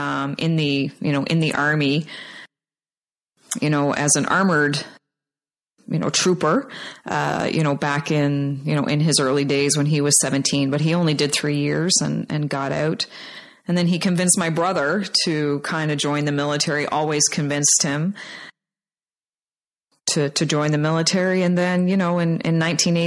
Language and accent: English; Labrador City, Newfoundland and Labrador, Canada; I was born and raised in Labrador City, Newfoundland